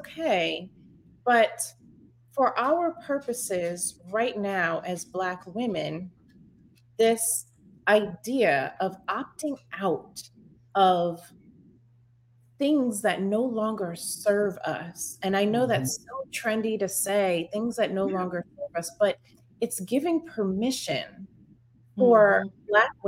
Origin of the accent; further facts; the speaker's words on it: New York, United States; I'm from New York